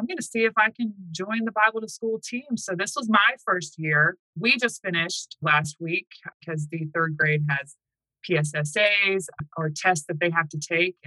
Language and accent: English; the South, United States; moved away as an adult; now in Manheim, United States; I'm from the South